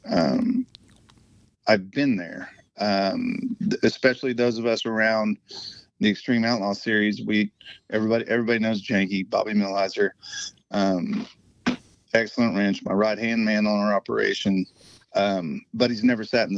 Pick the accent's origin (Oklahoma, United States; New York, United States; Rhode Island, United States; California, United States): Oklahoma, United States; Tulsa; Growing up in Tulsa, Oklahoma